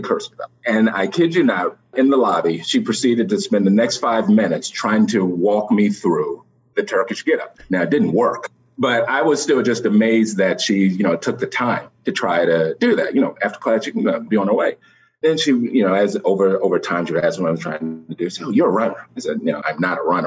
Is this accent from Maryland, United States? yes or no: yes; just outside of Washington D.C., Maryland, United States; moved away as an adult; also born or lived in Columbia, Maryland; now in New York, United States; I'm really from Maryland. I grew up just outside of Washington D.C.